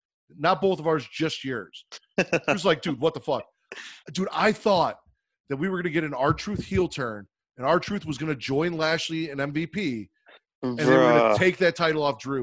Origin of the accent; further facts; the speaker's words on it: Chicago, Illinois, United States; I am from Chicago